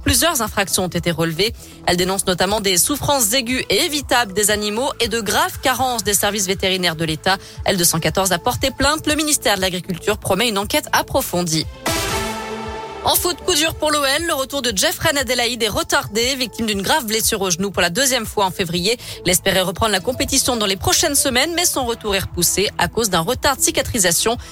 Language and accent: French; Lyon, Auvergne-Rhône-Alpes, France; chez nous, à Lyon.